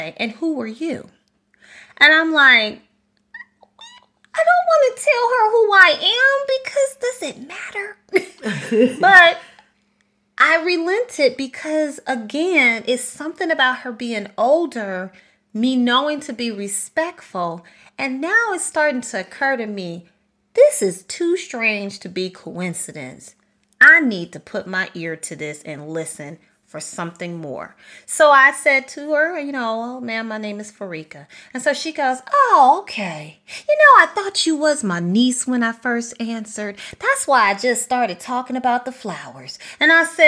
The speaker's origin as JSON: {"language": "English", "town": "Chicago", "region": "Illinois", "country": "United States", "tie": "born or raised there", "said": "I'm from Chicago, born and raised, from there"}